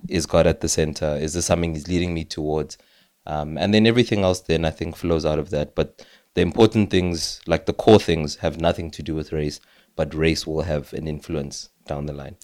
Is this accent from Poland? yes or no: no; South Africa; as a South African